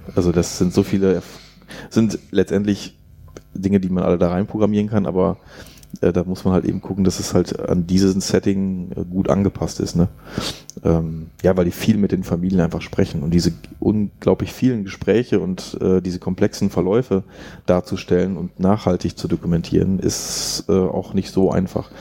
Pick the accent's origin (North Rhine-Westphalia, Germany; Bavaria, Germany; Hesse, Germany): North Rhine-Westphalia, Germany; near Jens Spahn's home village; der kommt aus meinem Heimatdorf, also in der Nähe.